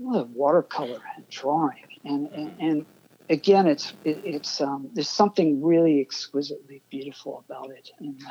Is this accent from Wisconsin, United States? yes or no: no; Nassau County, New York, United States; also born or lived in Brooklyn, New York / Manhattan, New York; I was born in Brooklyn. I lived there 3 years. Okay. My folks moved out to Nassau County, maybe 25 miles away from Manhattan. But, you know, I moved back into Pratt when I was 19 and kind of never left, never really went back home again after that.